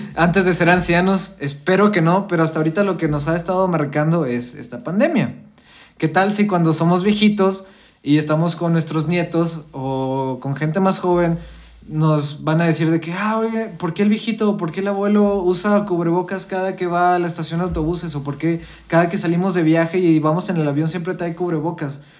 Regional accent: Coahuila, Mexico; nosotros somos de Coahuila, estamos acostumbrados a los dinosaurios

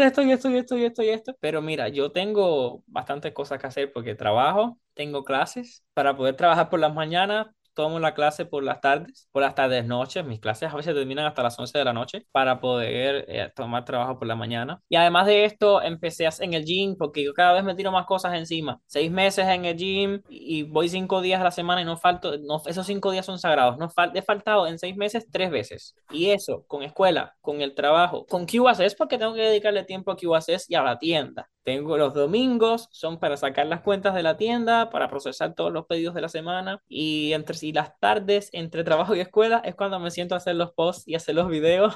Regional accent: Havana, Cuba; moved away; yo soy de La Habana

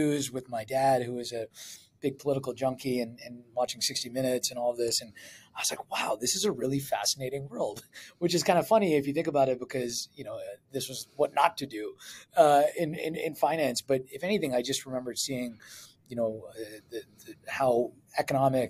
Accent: Edmonton, Alberta, Canada; moved away as an adult; I was from Edmonton, as I mentioned, born and raised

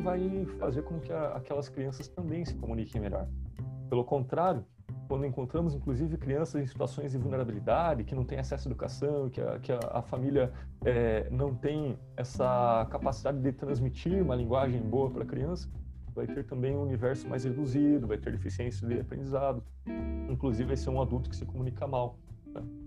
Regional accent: South Region, Brazil; accent: sotaque carregado do sul, do interior; Eu posso falar com esse to, sotaque carregado aqui do, do sul, do interior

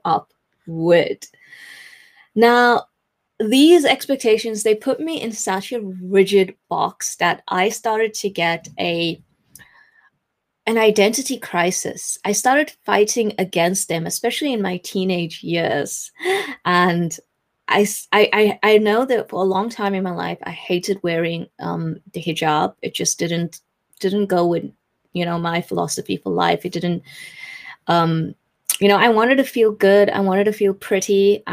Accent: South Africa; moved away as an adult; now in England, United Kingdom; I am still South African, but I live in England.

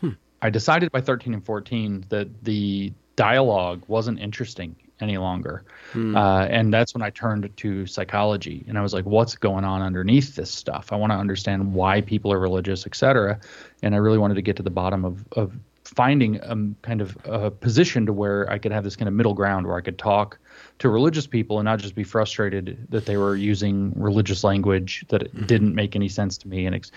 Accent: Southeast, United States; Because I grew up in the Southeast, which was like relentlessly, I would even say, you know, it's Protestant supremacist, or was.

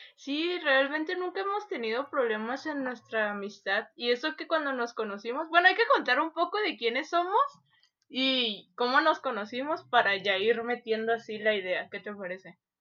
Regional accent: Tepic, Nayarit, Mexico; de Tepic

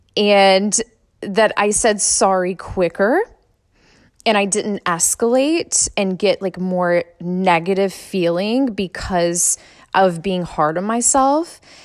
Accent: Suffolk, Virginia, United States; I grew up in Suffolk Public Schools

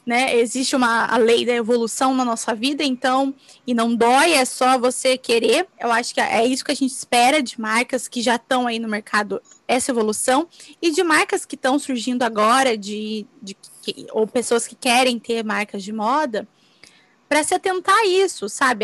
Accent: Brazil; moved away; Sou brasileira, minha família toda mora aí, todas as minhas amigas moram aí

